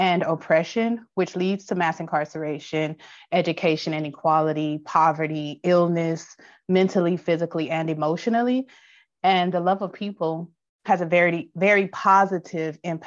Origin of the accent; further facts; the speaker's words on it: Los Angeles, California, United States; I'm from South Los Angeles, born and raised.